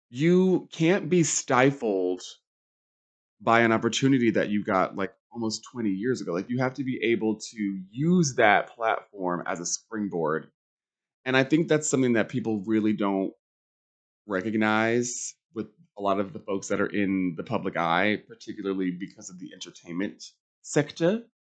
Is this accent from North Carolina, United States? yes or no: yes; Charlotte, North Carolina, United States; I grew up in Charlotte, Mecklenburg County